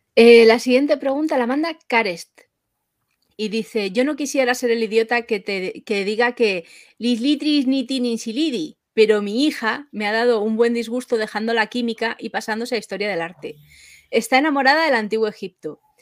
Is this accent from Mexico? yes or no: no; Madrid, Community of Madrid, Spain; soy de Madrid